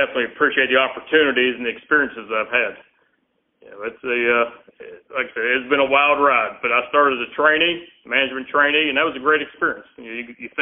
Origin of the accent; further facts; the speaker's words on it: Pennsylvania, United States; moved away as an adult; also born or lived in Georgia / Lynchburg; growing up in Pennsylvania